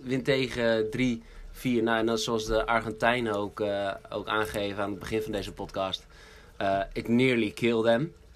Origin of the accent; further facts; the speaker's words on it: Netherlands; ons als Hollanders.